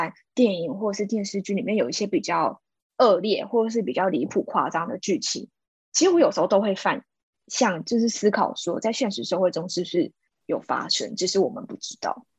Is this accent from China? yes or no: no; Taiwan; 我本身是并没有移民过，是土生土长的台湾人。